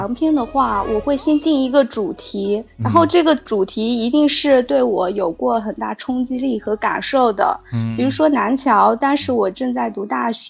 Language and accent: Chinese; Guizhou, China; 然后现在对现在写贵州呢，也是呃看到我的故乡的环境这一方面的主题对我影响比较大。